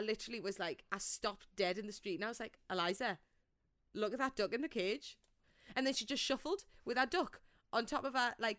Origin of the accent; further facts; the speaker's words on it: England, United Kingdom; Yeah, I don't want to sit here and be like … I'm from England, you know, like that's boring.